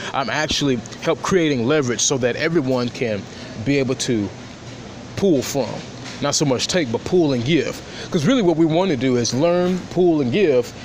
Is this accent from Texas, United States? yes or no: no; Nashville, Tennessee, United States; born and raised in Nashville, Tennessee